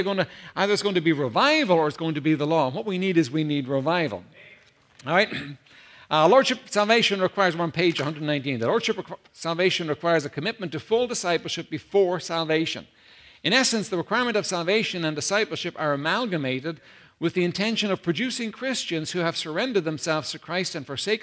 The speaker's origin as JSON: {"language": "English", "country": "Ireland", "tie": "born or raised there", "said": "I come from Ireland, Holy Catholic Ireland"}